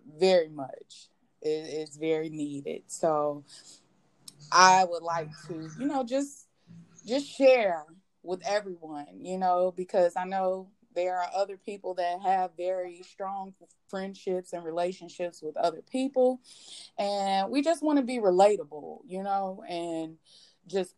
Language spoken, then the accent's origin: English; Chicago, Illinois, United States; now in Texas, United States; I am originally from Chicago, Illinois. I am currently here in Texas.